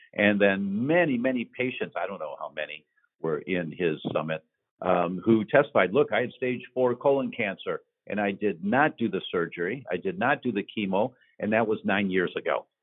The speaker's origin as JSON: {"language": "English", "town": "Detroit", "region": "Michigan", "country": "United States", "moved": "yes", "said": "I'm from Detroit originally"}